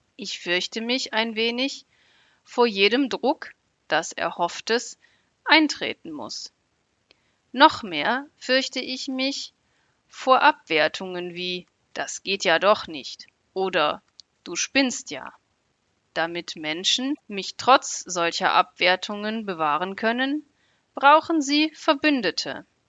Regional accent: Germany; ich komme aus Deutschland.

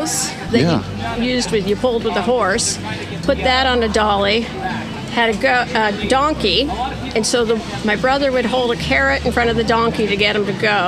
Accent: Edison, Washington, United States; also born or lived in Florida / Virginia / Mount Vernon, Washington; I was born and raised in Edison

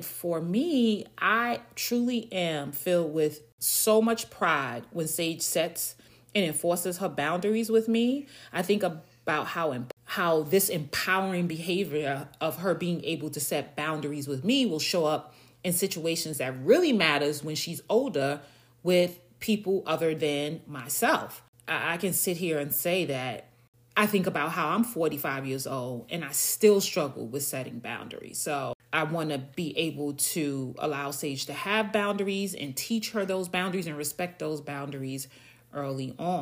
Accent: New York, United States; moved away; I'm from New York. You know, we lived in a 3-bedroom, typical New York apartment.

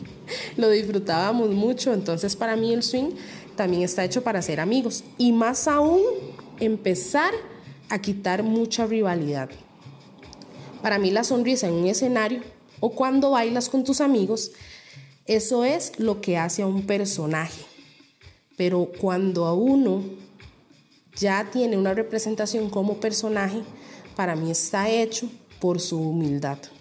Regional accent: Costa Rica; vernos como ticos con lo que nos representa

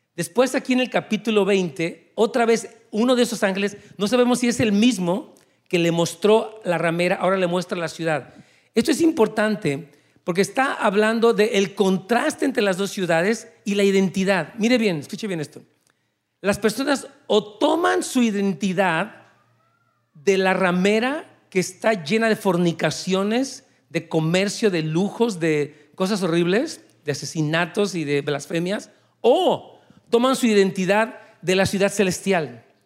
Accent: Mexico; moved away as an adult; yo salí de México hace 20 años, junto con mi esposa

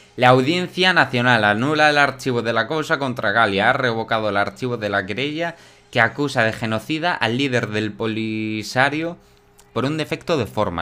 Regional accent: Villanueva de la Serena, Extremadura, Spain; yo soy de Villanueva de la Serena

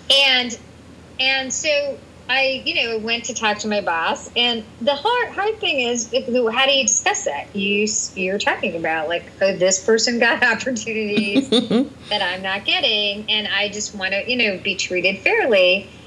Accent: India; I'm Indian and I'm a woman. I'm a little loud and I'm definitely short.

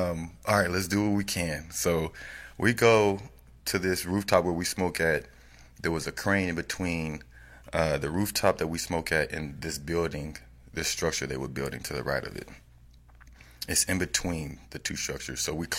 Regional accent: Austin, Texas, United States; Why don't you support me? I'm from Austin.

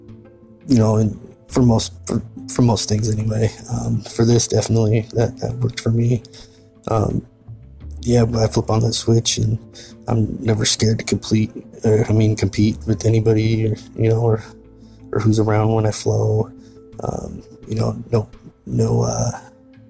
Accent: Tumwater, Washington, United States; I was born and raised in Tumwater, Washington

